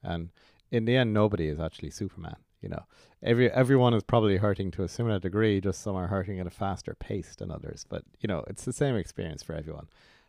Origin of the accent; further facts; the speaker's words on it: Ireland; it was my first as an Irish international.